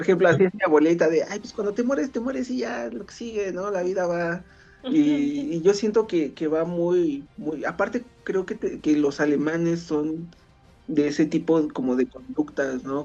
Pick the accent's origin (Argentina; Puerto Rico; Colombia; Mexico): Mexico; por lo menos los mexicanos